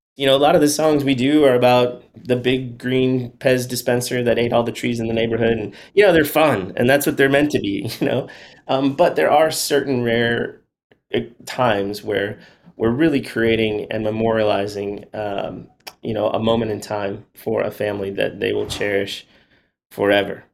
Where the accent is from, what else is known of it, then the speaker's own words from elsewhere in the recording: Chicago, Illinois, United States; moved away as an adult; now in Nashville, United States; I'm from Chicago. I went to school in Chicago at Northwestern University, and then I moved down to Nashville after school.